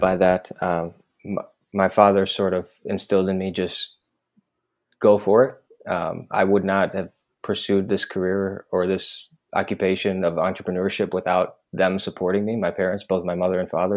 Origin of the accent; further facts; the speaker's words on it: Milwaukee, Wisconsin, United States; moved away as an adult; also born or lived in Boston / San Francisco; Laith and I, we grew up together in Milwaukee, Wisconsin